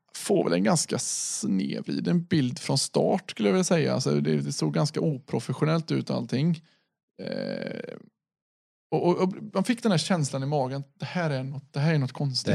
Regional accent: Sweden; vi är svenskar

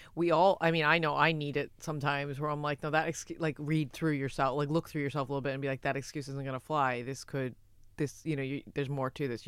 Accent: United States; I'm American as well

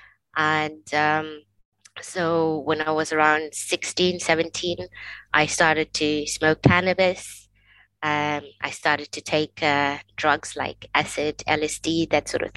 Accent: Zambia; now in Scotland; I was born and raised in Africa, in a country called Zambia

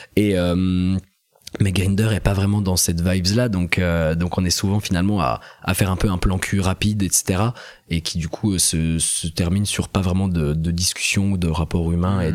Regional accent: Besançon, Bourgogne-Franche-Comté, France; moved away as an adult; also born or lived in Strasbourg; now in Paris, France; j'ai grandi en Franche-Comté, à Besançon pendant 17 ans

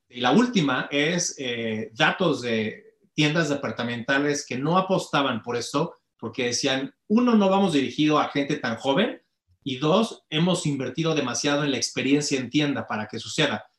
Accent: Mexico; tenemos como mexicanos

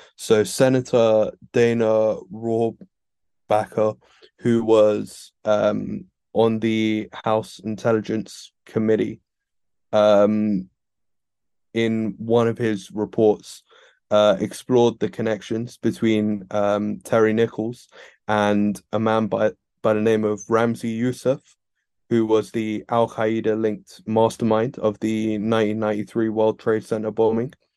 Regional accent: United Kingdom; I'm British

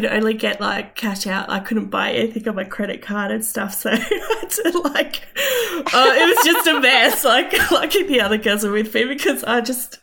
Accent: Stanthorpe, Queensland, Australia; also born or lived in Toowoomba / Armidale; I grew up in Stanthorpe on a cattle property.

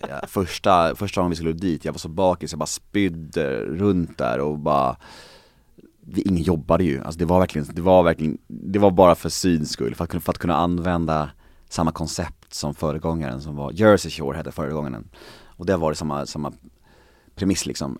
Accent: Stockholm, Stockholm County, Sweden; Jag är född på Södermalm i Stockholm. Eh, på den tiden där Södermalm var verkligen Södermalm

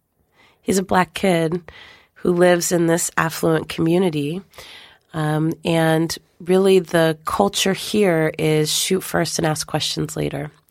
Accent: West Coast, United States; growing up on the West Coast

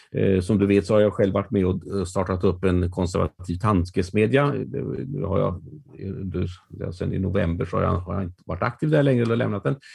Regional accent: Västergötland, Västra Götaland, Sweden; mig som västgöte

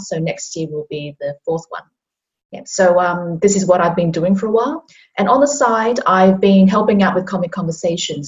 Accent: Hong Kong; now in Australia; I'm originally from Hong Kong

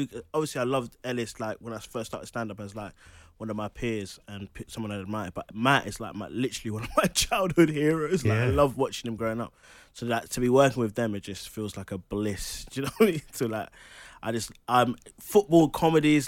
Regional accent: London, United Kingdom; I'm from Charlton, yes. I'm from like East Greenwich, Charlton. So Charlton is my local. The Valley's like 10-minute walk from my house.

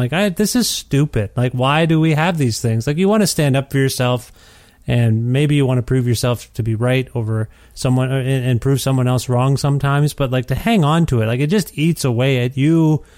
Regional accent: Ontario, Canada; I kind of know why we moved from Ontario to Alberta on some level, but I haven't really unpacked it totally.

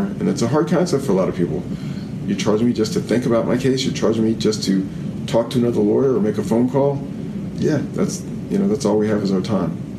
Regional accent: New Orleans, Louisiana, United States; moved away as an adult; also born or lived in Boston; now in Atlanta, United States; I grew up in New Orleans

